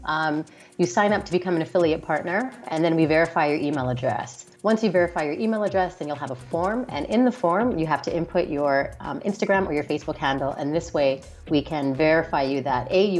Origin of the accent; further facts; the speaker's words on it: Canada; moved away; I'm Canadian as well originally